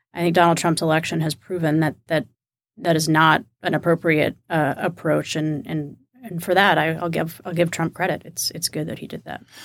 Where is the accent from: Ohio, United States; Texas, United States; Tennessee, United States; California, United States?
Texas, United States; Kingwood; moved away; I'm from Kingwood, Texas, which is a suburb of Houston, about twenty-five miles from downtown